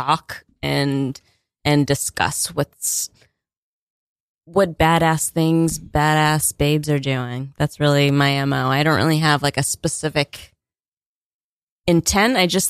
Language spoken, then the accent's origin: English; Rockland County, New York, United States; also born or lived in Greenwich Village, New York; I'm from Rockland County. It's like just outside the city.